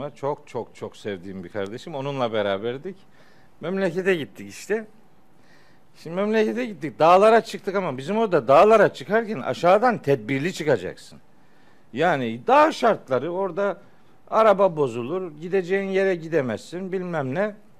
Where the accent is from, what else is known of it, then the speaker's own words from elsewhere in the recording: Çaykara, Trabzon, Turkey; moved away; Of'luyuz. Elhamdülillah, Çaykaralıyız